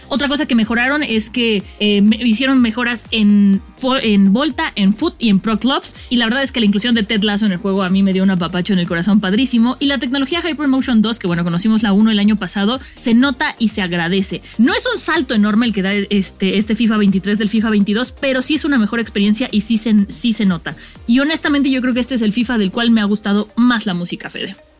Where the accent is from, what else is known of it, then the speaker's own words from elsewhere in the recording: Mexico; como mexicanos estamos acostumbrados